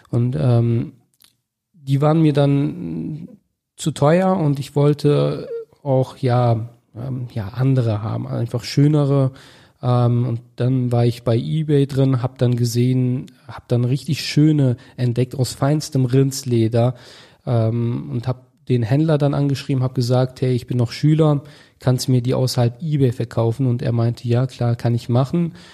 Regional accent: Augustdorf, North Rhine-Westphalia, Germany; also born or lived in Detmold; Ich komme aus Augustdorf. Das ist ein Dorf circa 20 Kilometer von Bielefeld entfernt. Dort bin ich aufgewachsen, groß geworden, auch in der Nähe in Detmold ja, geboren.

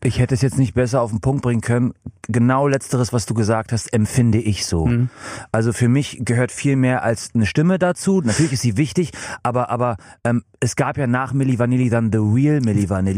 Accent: England, United Kingdom; now in Germany; in meiner Heimat in England

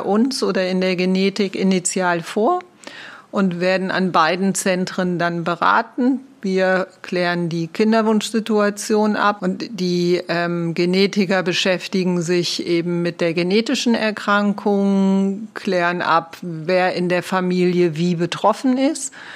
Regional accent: Rhineland, Germany; now in Switzerland; Ich bin Rheinländerin, also sehr lebendig

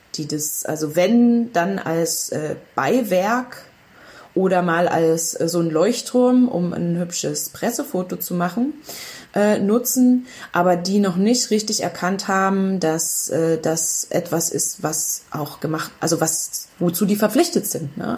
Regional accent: Upper Lusatia, Saxony, Germany; moved away as an adult; ich komme ursprünglich aus der Oberlausitz, ne? Aus einem Ort

